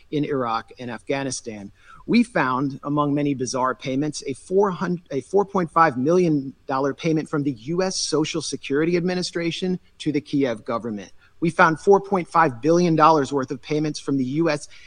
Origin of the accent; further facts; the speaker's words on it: United States; I'm also here as an American taxpayer